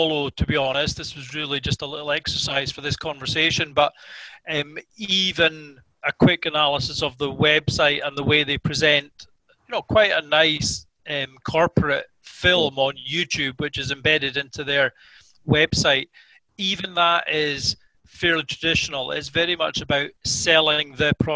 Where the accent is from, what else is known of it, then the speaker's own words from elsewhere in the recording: Scotland, United Kingdom; as Scottish consumers